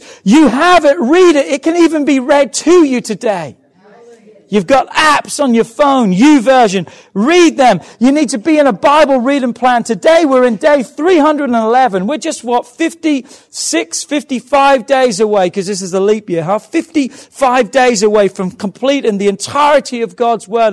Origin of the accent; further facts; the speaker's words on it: England, United Kingdom; I'm English